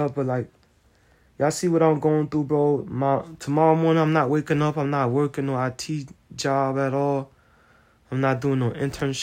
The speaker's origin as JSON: {"language": "English", "country": "United States", "said": "I'm American"}